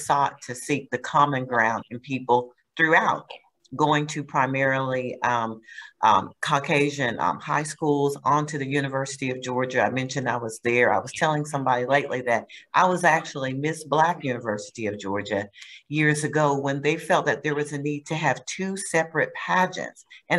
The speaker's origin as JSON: {"language": "English", "town": "Heidelberg", "region": "Baden-Württemberg", "country": "Germany", "tie": "born there", "said": "So growing up, we traveled a lot. I was born in Heidelberg, West Germany."}